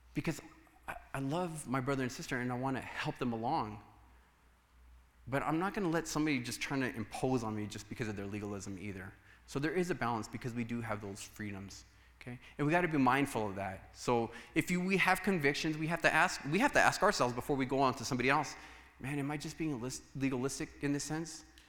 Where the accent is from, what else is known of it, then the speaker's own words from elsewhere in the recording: United States; for us as Americans